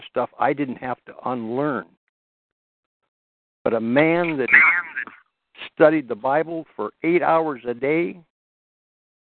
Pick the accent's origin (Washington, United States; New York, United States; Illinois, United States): Washington, United States; I was raised in Washington